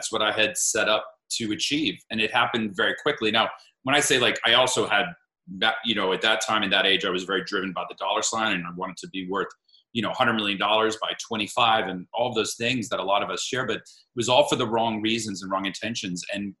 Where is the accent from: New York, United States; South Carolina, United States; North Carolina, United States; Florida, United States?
Florida, United States; Miami; I grew up in Miami, Florida with a single mother who was a social worker.